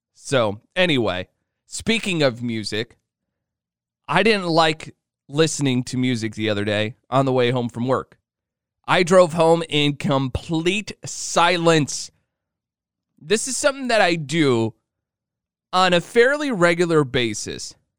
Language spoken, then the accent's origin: English; Illinois, United States; I grew up in Illinois.